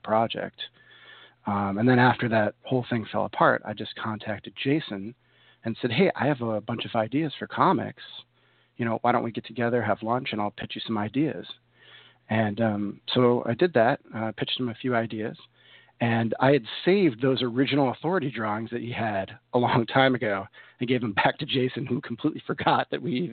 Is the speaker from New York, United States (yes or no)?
yes; New York, United States; moved away as an adult; also born or lived in Chicago area; now in Chicago, United States; I'm from New York, but I moved here in 2000, Chicago area